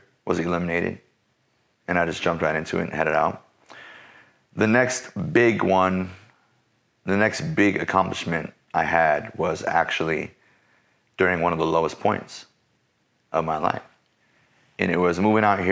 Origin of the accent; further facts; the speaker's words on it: Peoria, Illinois, United States; moved away as an adult; also born or lived in Chicago, Illinois; now in Orange County, United States; I was born and raised in Illinois in a small city called Peoria.